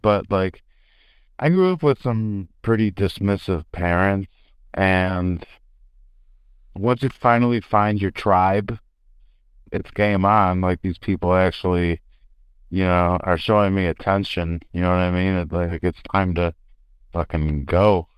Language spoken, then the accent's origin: English; Chicago, Illinois, United States; I'm from Chicago, the South Side, and my old man is a Chicago homicide